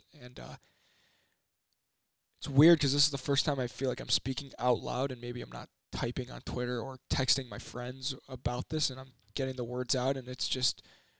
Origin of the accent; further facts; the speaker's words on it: Chicago, Illinois, United States; growing up in Chicago and a Bulls fan